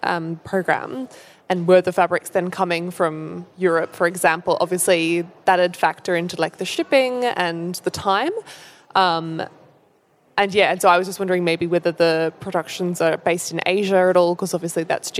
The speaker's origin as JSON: {"language": "English", "country": "Australia", "moved": "yes", "said": "I'm from Australia"}